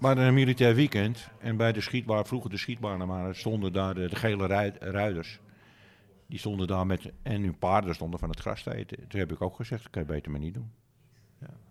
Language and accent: Dutch; Amsterdam, North Holland, Netherlands; ik ben Amsterdammer, maar het is gewoon een dorp.